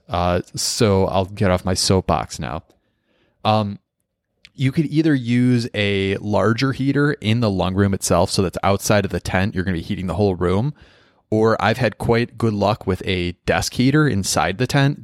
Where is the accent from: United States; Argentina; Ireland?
United States; Midwest; I'm from the Midwest